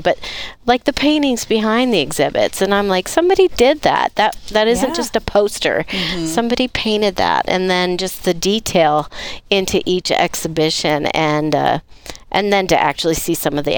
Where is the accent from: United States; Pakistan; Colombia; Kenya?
United States; Denver, Colorado; I'm originally from Denver